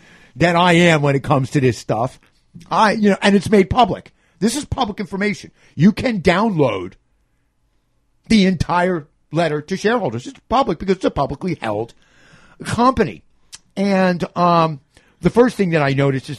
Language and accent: English; New York City, New York, United States; As a New Yorker